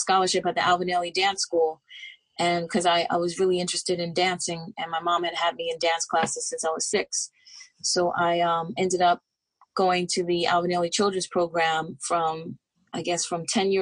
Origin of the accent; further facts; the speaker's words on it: New York City, New York, United States; also born or lived in Harlem / Philadelphia; I was born in Harlem and raised in the Bronx. And then I moved back to Harlem as an adult. And I'm a New York City girl, born and raised.